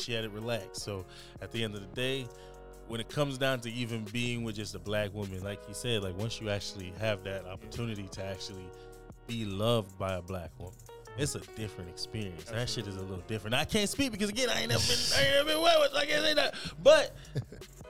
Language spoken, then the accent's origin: English; Jamaica; now in United States; I'm from Jamaica